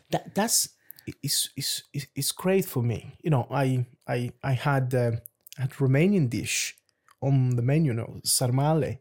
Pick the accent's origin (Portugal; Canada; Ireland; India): Portugal; Lisbon; also born or lived in Luanda, Angola / London, United Kingdom; now in Jersey; I'm from Luanda in Angola, which is by the beach. So I grew up in Lisbon